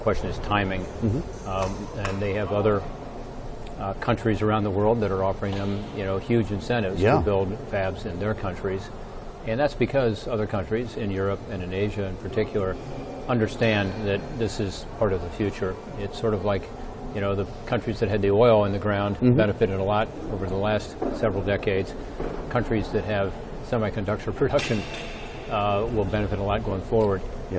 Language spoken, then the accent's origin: English; Ohio, United States; It's also very important to my home state of Ohio.